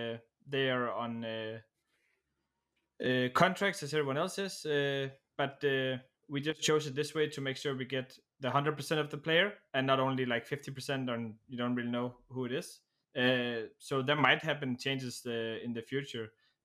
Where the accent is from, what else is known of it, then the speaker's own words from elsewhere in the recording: Denmark; now in Czech Republic; I currently live in the Czech Republic, but I am actually from Denmark.